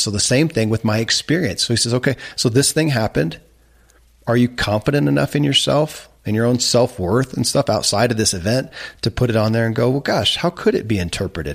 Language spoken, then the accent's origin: English; Kentucky, United States; I grew up in Kentucky where horse racing and bourbon